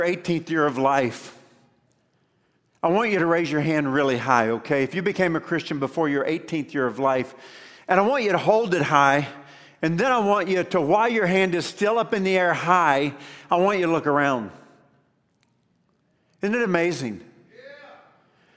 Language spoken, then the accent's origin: English; Columbia, Kentucky, United States; I was born in Columbia, Kentucky